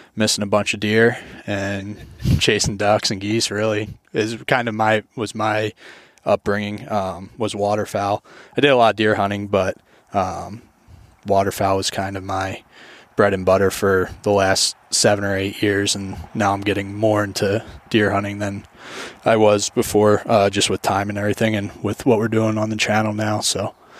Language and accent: English; southeastern Pennsylvania, United States; moved away as an adult; also born or lived in Iowa / Western New York; now in New York, United States; grew up in southeastern Pennsylvania